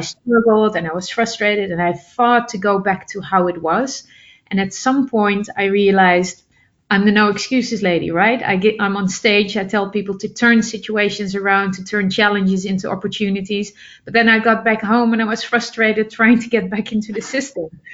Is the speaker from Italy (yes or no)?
no; Netherlands; I'm originally from the Netherlands, and the Netherlands is still my basis.